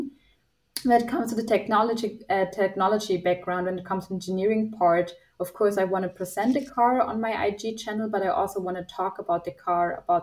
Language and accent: English; Nuremberg, Bavaria, Germany; my hometown in Nuremberg.